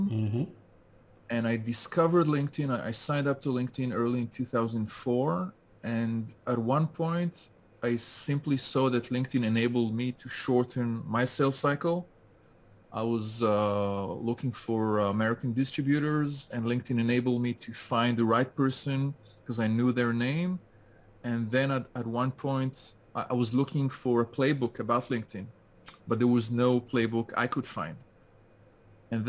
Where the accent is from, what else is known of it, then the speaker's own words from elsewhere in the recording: France; now in Gan Yavne, Israel; I grew up in France and I moved to Israel. I returned to France and now I'm back to stay